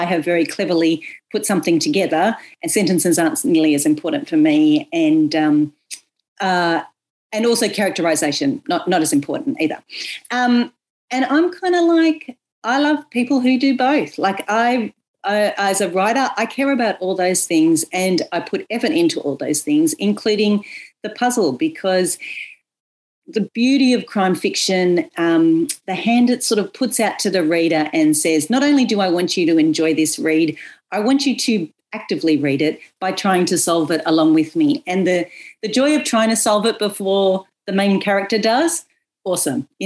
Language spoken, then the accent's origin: English; Bathurst, New South Wales, Australia; as someone from a country town, Bathurst